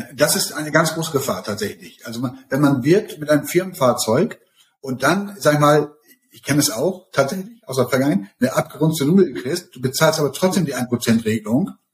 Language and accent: German; Emden, Lower Saxony, Germany; also born or lived in Hamburg; Ich komme ja aus Emden